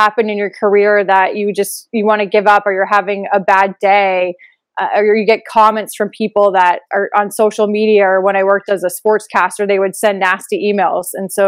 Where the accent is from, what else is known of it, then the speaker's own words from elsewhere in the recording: Phoenix, Arizona, United States; also born or lived in New Hampshire; So for 10 years, I was born in New Hampshire, and I grew up for 10 years in New Hampshire. And then when I was 10, we moved to Phoenix.